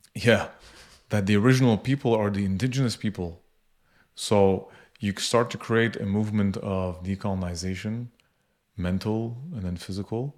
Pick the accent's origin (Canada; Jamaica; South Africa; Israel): Canada; I was born in Canada